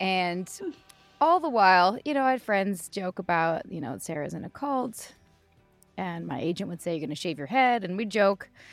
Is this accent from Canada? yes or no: yes; Vancouver, British Columbia, Canada; born and raised in Vancouver